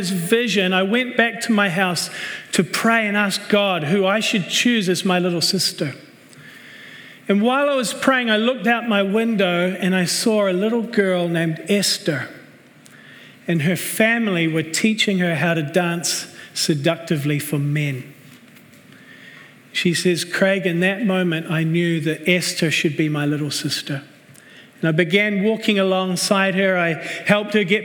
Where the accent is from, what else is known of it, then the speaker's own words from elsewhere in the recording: New Zealand; moved away as an adult; also born or lived in Red Deer, Alberta, Canada / Cambodia / Vancouver, Canada; I was born right here in Canada, in Red Deer, Alberta. But I grew up in New Zealand.